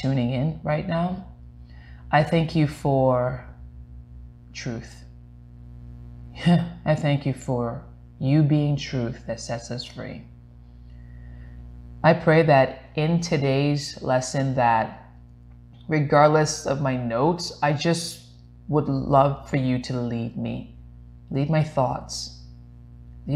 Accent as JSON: {"language": "English", "country": "U.S. Virgin Islands", "tie": "born or raised there", "also_born_or_lived": "Glendale", "moved": "yes", "said": "I was born in St. Thomas, U.S. Virgin Islands."}